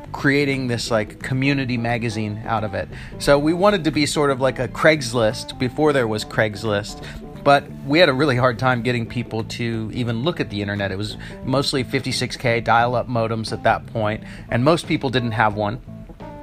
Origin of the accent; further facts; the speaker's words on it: Big Bear Lake, California, United States; moved away; also born or lived in Washington / Myrtle; I grew up in Big Bear Lake, about 7,000 feet above Los Angeles